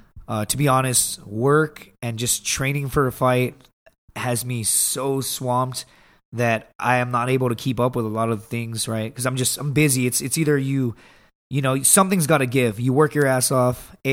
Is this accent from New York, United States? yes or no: no; Texas, United States; I'm from Texas.